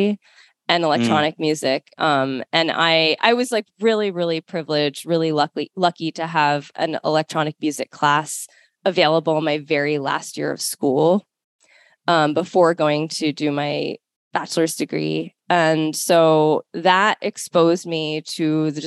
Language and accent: English; Baltimore, Maryland, United States; My mom had found a teacher in Maryland, in the Baltimore area where I grew up.